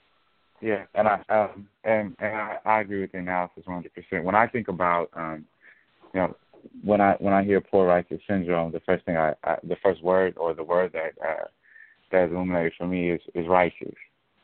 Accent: Oakland, California, United States; now in Los Angeles, United States; I'm from Oakland. I live in Los Angeles now

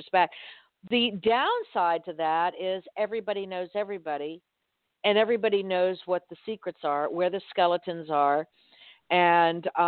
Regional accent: Miami, Florida, United States; now in Southwest Florida, United States; I grew up in Miami. I've never lived in a small town until I moved here to Southwest Florida.

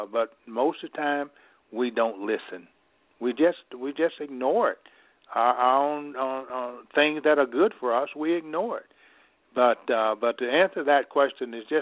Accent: Mississippi, United States; now in Illinois, United States; I grew up in Mississippi. I now can operate from the cotton fields of Mississippi to the White House

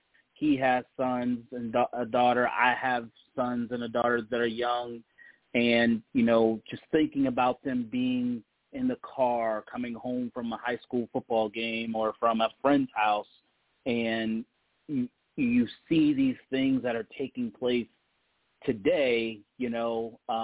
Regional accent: Detroit, Michigan, United States; now in Columbus, United States; I'm originally from Detroit

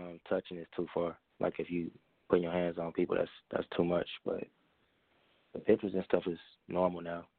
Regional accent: Kansas City, Missouri, United States; also born or lived in Atlanta; I'm calling from Atlanta. I'm from Kansas City, but I'm calling from Atlanta right now.

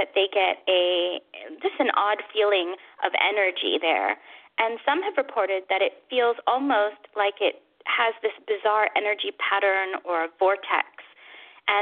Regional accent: United States; accent: American; my American accent

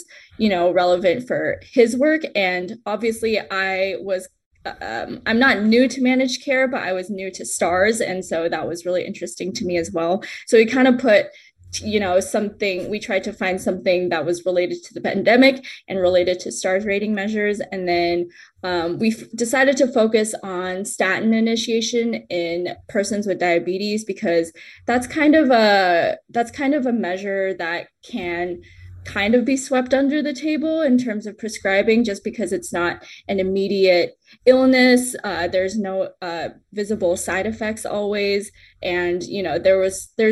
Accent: San Jose, California, United States; moved away as an adult; now in Seattle, United States; grew up in San Jose, California

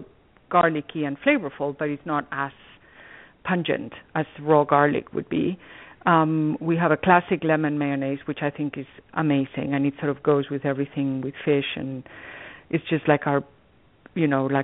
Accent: Spain; now in Greenwich, United States; I was born in Spain a long time ago

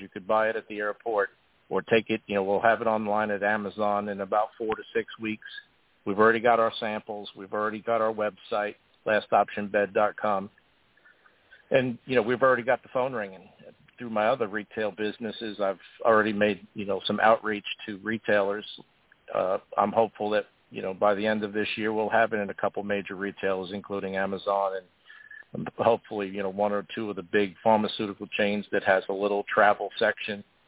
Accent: Long Island, New York, United States; I grew up on Long Island

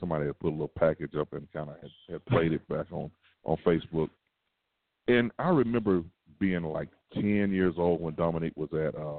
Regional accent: 45 minutes from University of Georgia, United States; I grew up 45 minutes away to see University of Georgia basketball.

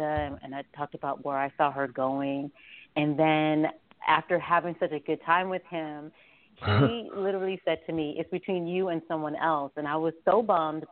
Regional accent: Las Vegas, Nevada, United States; also born or lived in Shreveport, Louisiana; now in New York, United States; I'm from Las Vegas, where I grew up

